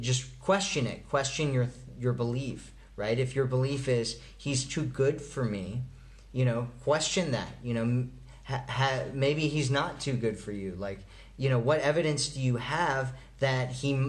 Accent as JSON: {"language": "English", "region": "Colorado", "country": "United States", "said": "I'm from Colorado"}